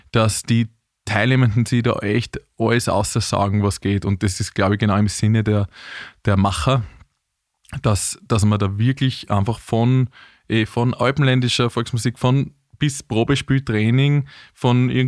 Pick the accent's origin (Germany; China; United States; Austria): Austria; Vienna; aber ich bin ja Wiener. Das ist ja auch eine Seltenheit.